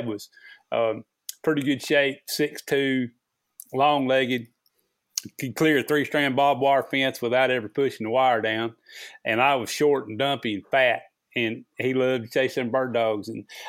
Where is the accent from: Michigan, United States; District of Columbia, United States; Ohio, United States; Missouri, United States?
Missouri, United States; Rolla; born there; I was born in the Ozarks, Phelps County Hospital, Rolla, Missouri, is where it says on my birth certificate